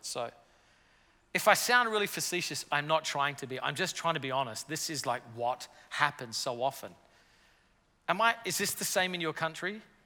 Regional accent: Australia; moved away as an adult; now in New York City, United States; I'm from Australia originally

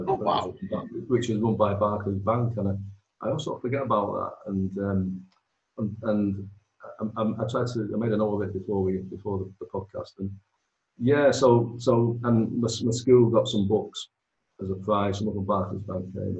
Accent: Manchester, North West England, United Kingdom; moved away as an adult; now in Stretford, United Kingdom; I was born in Hume. At my nana's flat

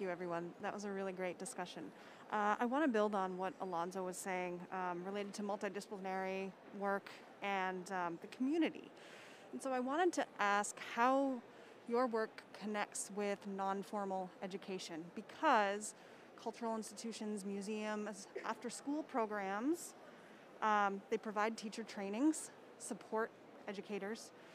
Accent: Pittsburgh, Pennsylvania, United States; I'm from Pittsburgh, Pennsylvania, Western Western PA

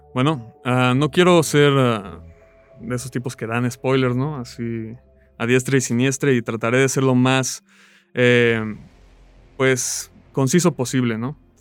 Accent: Morelia, Michoacán, Mexico; also born or lived in La Paz, Baja California Sur; Nací en La Paz, Baja California Sur, he vivido toda mi vida en Morelia

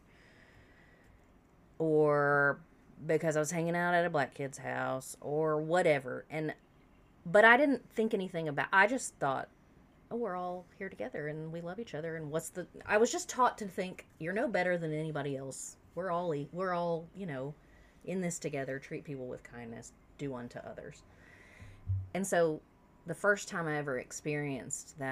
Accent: South Carolina, United States; I grew up in South Carolina.

